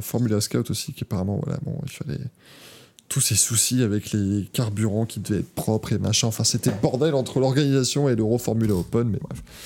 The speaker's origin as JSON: {"language": "French", "country": "Luxembourg", "said": "je suis de Luxembourg"}